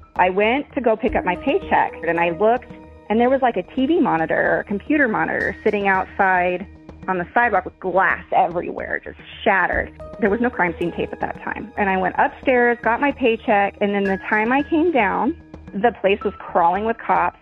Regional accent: Farmington, New Mexico, United States; when I was, like, growing up there

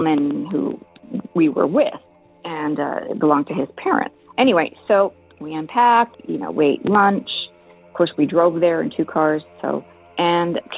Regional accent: El Paso, Texas, United States; I was born and raised in El Paso, Texas

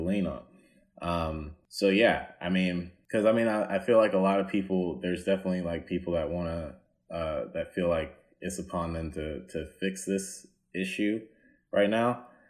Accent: the South, United States; I'm from the South

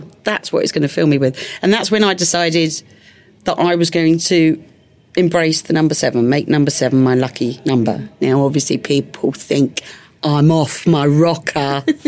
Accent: London, United Kingdom; moved away as an adult; now in Hertfordshire, United Kingdom; my hometown of London after leaving on such a negative. I live in Hertfordshire now.

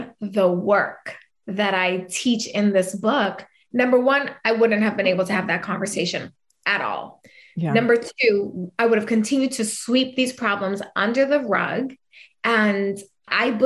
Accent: New York, United States; accent: New York; I'm a fiery little Puerto Rican. Okay. Anybody couldn't tell from my New York accent, which I don't think I have, but people say I have.

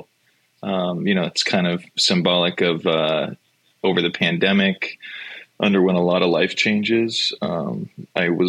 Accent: Sacramento, California, United States; I'm from Sacramento

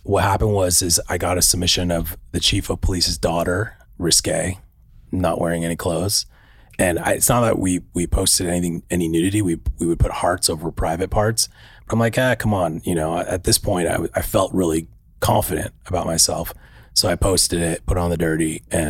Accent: Orange County, California, United States; I'm originally from Orange County.

